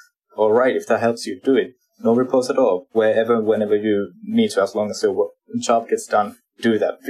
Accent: Finland; now in Hong Kong; Being born and raised in Finland

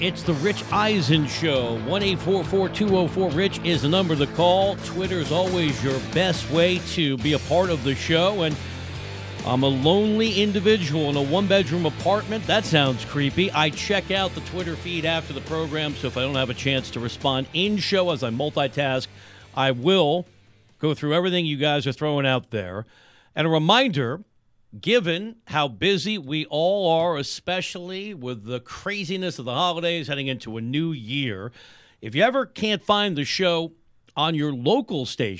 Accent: Westchester County, New York, United States; also born or lived in Bronx, New York; When I was a kid growing up in Westchester County, just north of the city, went to high school in the Bronx

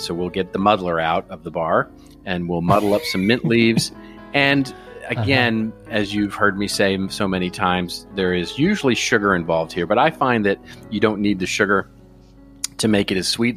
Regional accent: United States; as an American

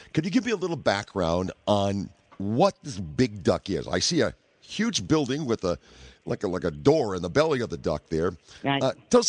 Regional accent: Detroit, Michigan, United States; I'm from the Detroit area, and we have a very large Polish population here.

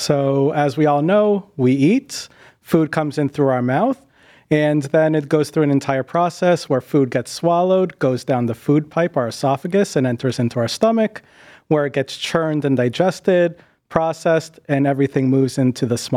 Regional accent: Boston, Massachusetts, United States; moved away as an adult; also born or lived in Westchester / New Haven; now in Cleveland, United States; I'm originally from the Boston area, grew up there and spent most of my time there

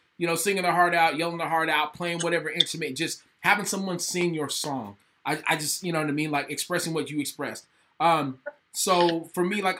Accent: West Texas, United States; growing up in West Texas

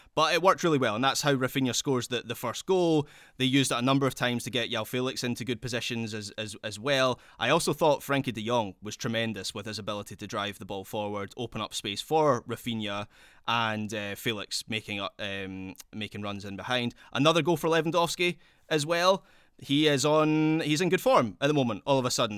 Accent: Scotland, United Kingdom; accent: Scottish; my Scottish accent

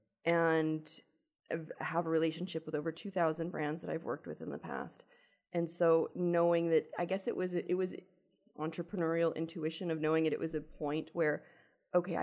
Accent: Buffalo, New York, United States; I'm from Buffalo

